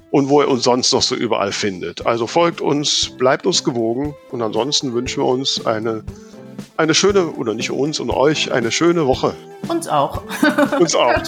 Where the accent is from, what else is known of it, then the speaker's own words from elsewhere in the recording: Kevelaer, North Rhine-Westphalia, Germany; ich bin ja gebürtiger Kevelacher. Ah, du bist dann noch vom, von weiteren Niederrhein. Ne? Ich so. bin erzkatholisch. Von, das ganz platte Land.